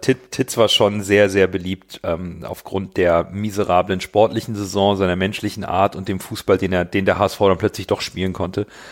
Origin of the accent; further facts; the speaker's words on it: Hamburg, Germany; bin Hamburger, 42 Jahre alt